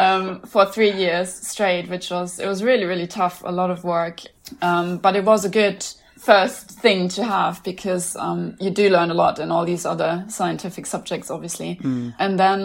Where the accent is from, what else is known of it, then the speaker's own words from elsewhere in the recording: Germany; I'm from Germany